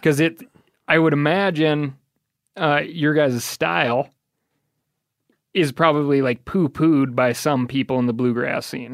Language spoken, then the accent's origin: English; Missoula, Montana, United States; But growing up in Missoula, there's always a lot of music around.